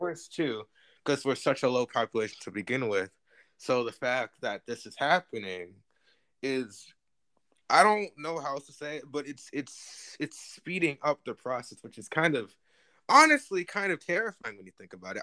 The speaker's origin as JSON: {"language": "English", "region": "New Jersey", "country": "United States", "tie": "born or raised there", "said": "I'm from New Jersey."}